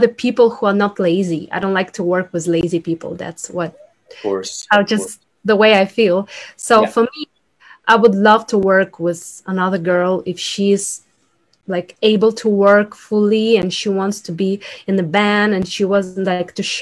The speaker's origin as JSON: {"language": "English", "country": "Ukraine", "second_language": "English", "moved": "yes", "said": "I'm from Ukraine. So I speak two languages, like Russian, Ukrainian, and then I learn English"}